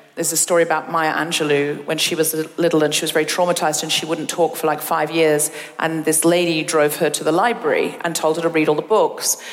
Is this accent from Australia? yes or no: yes; Australia; first language English; moved away as an adult; now in United Kingdom; I am British, but I'm dual with Australian